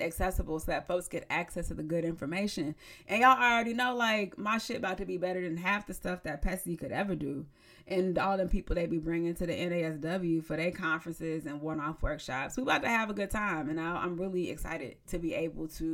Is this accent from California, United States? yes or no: yes; San Diego, California, United States; moved away; I moved away from home. So like once I moved away from San Diego